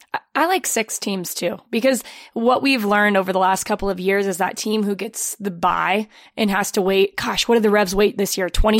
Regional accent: United States; I'm an American

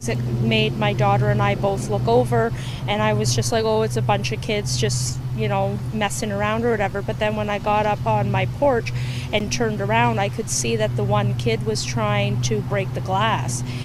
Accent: Ontario, Canada; also born or lived in Nova Scotia; I'm from Ontario. I'm also from Nova Scotia.

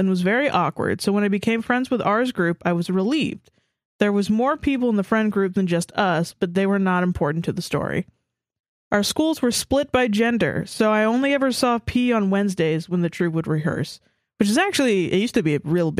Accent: Australia; FYI, I'm Aussie, so our school system is slightly different.

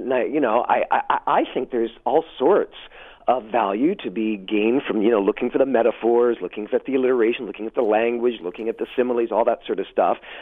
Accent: Hamilton, Ontario, Canada; moved away as an adult; also born or lived in Toronto / Montreal; I was born and raised in Hamilton and Westdale

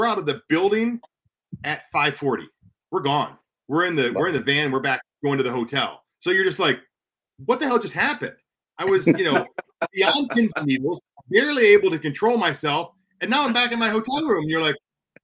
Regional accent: Houston, Texas, United States; moved away; I'm from Houston

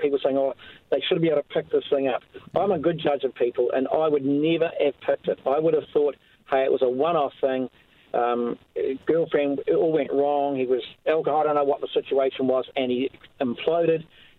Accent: Greymouth, West Coast, New Zealand; moved away; I'm from Greymouth originally

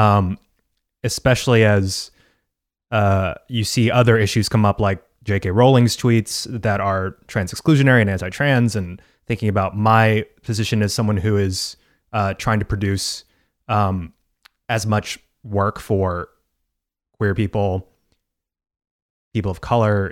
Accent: Texas, United States; I'm from Texas

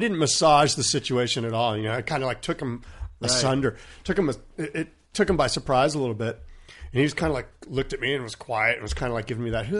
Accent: California, United States; I grew up in San Diego County. I know the region like the back of my hand.

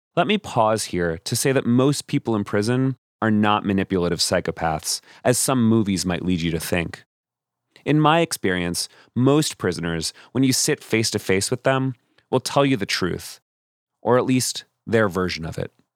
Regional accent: Austin, Texas, United States; I was born in Austin, and I've spent most of the last 10 years reporting in Texas

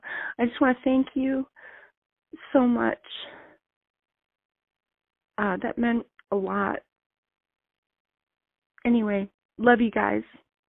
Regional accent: United States; I'm an American. I currently live in Ipswich, Massachusetts.

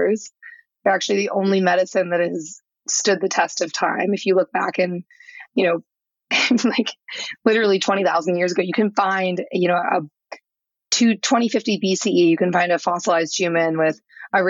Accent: St. Louis, Missouri, United States; I'm from Missouri. I did not grow up with, any understanding of psychedelics. I'm literally from the middle of nowhere in St. Louis

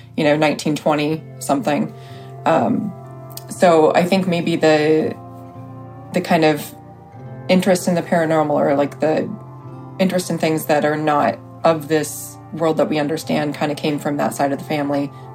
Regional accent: Richmond, Indiana, United States; also born or lived in Arizona; Richmond, Indiana

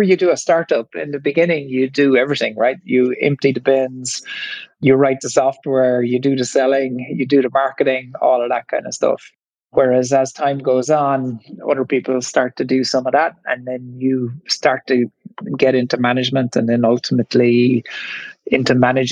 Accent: Ireland; accent: Irish; you might hear from my accent that I'm Irish. And so I grew up in the 1970s in Ireland

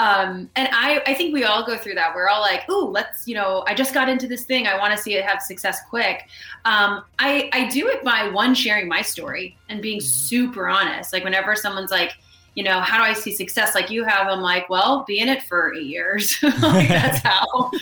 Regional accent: New York, United States; moved away as an adult; also born or lived in Los Angeles; I'm born and raised in New York

